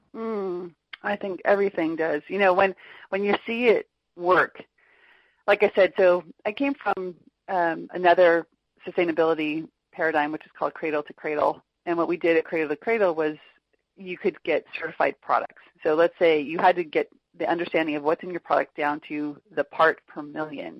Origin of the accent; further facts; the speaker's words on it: Orange County, Southern California, United States; I grew up in Orange County, which is Southern California near Los Angeles